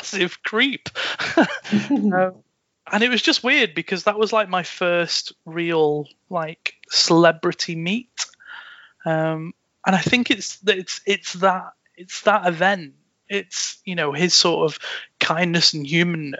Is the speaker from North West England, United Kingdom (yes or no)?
yes; Chester, North West England, United Kingdom; This like fucking city club from my hometown